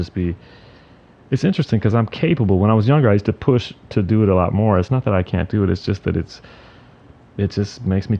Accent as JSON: {"language": "English", "region": "North Carolina", "country": "United States", "tie": "born or raised there", "also_born_or_lived": "New Orleans", "moved": "as an adult", "lives_now": "New York, United States", "said": "I'm from North Carolina. I went to New Orleans for school. I stayed there for a few years after that. So most of my life I've been either in North Carolina or New York"}